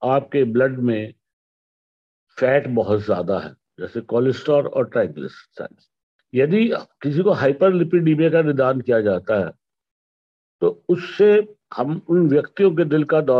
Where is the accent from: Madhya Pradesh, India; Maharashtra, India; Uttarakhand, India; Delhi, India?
Uttarakhand, India; Roorkee; पिछले 40 वर्षों से हृदय रोग के बारे में डिसलिपिडिमिया के बारे में इलाज कर रहा हूँ रुड़की का रहने वाला हूँ